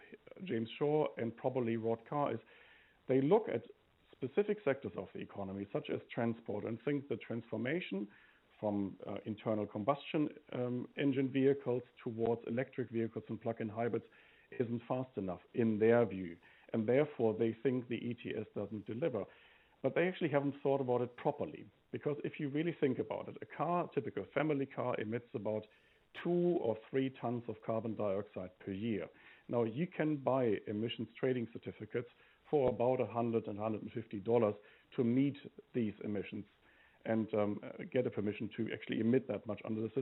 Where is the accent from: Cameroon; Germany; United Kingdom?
Germany; now in New Zealand; I come from Germany